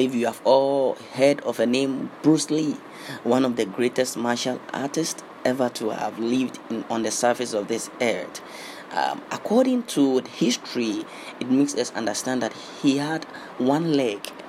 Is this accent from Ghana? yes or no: yes; Ghana; I was born in Ghana.